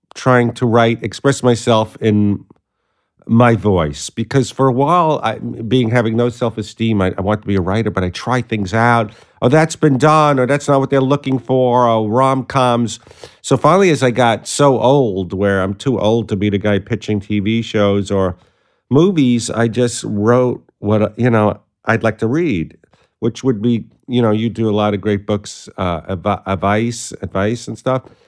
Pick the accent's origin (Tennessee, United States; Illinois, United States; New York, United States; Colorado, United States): New York, United States; New York City; accent: Brooklyn; moved away as an adult; now in Los Angeles, United States; I grew up in Sheepshead Bay in Brooklyn